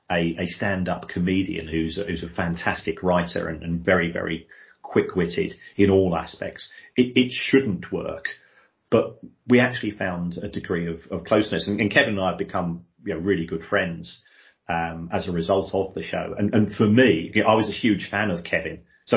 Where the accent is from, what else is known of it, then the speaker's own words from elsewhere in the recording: London, United Kingdom; We're both from we're from Irish migrant families, to effectively, and we both grew up in South London.